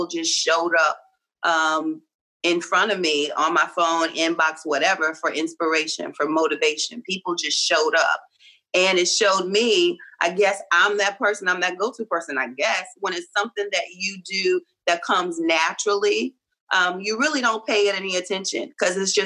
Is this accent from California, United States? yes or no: no; Reidsville, North Carolina, United States; I'm from North Carolina. I'm from Reidsville, which is near Greensboro